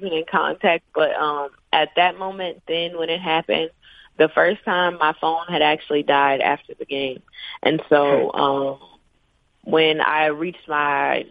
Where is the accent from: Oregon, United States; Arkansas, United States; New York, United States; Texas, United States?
Arkansas, United States; moved away as an adult; I'm from Arkansas. I live 3 hours away from home.